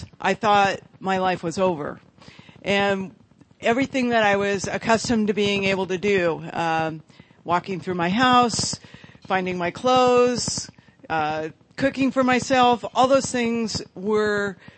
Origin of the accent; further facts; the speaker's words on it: Marin County, California, United States; I grew up in Marin County, which is where San Rafael is